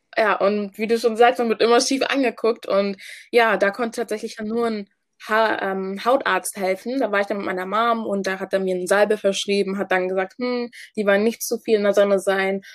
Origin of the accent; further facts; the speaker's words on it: Hamburg, Germany; ich komme ursprünglich aus Ghana, wurde aber in Hamburg geboren